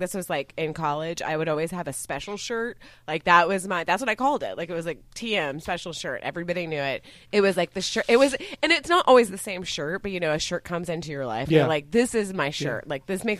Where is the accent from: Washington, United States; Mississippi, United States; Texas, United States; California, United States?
Texas, United States; Dallas; moved away as an adult; also born or lived in Tennessee; I grew up in Dallas and I went to college in Tennessee